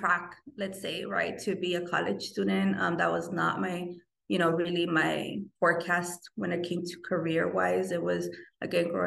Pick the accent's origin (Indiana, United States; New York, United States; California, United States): California, United States; Los Angeles; I grew up in South Central LA. I still continue to reside in South Central